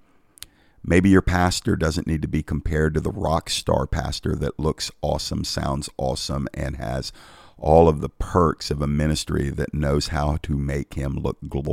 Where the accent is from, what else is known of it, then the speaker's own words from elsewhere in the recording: United States; I'm grateful for being American.